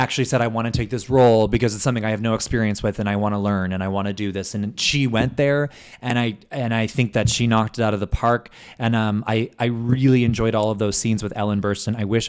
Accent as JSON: {"language": "English", "country": "Canada", "said": "that's why we're Canadian."}